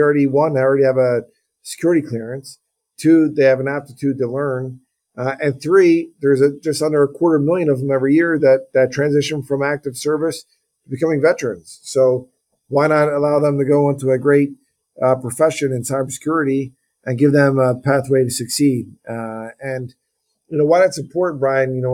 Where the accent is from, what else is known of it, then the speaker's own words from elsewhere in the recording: Philadelphia, Pennsylvania, United States; my hometown teams here in Philadelphia